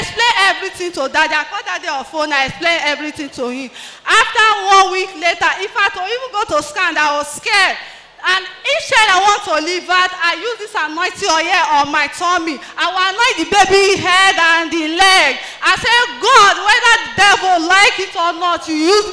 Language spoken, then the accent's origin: English; Delta, Nigeria; I'm from Delta State